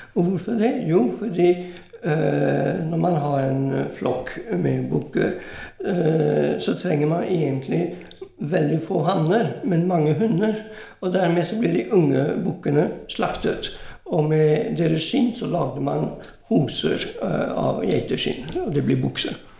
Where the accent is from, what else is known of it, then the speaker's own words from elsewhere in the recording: Italy; Norwegian is a second language; now in Norway; Jeg vokste opp i Italia, men gikk på fransk skole.